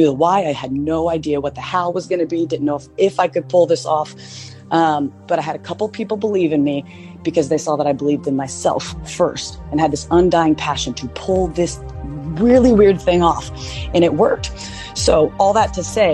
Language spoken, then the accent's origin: English; Oklahoma, United States; now in Nashville, United States; my hometown back in Oklahoma